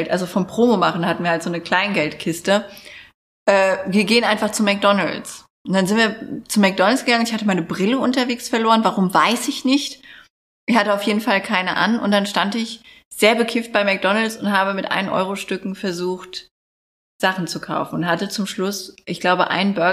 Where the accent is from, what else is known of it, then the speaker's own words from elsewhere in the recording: Neuberg, Hesse, Germany; Aufgewachsen bin ich in Neuberg. Das ist auch so ein richtiges Pissdörfchen.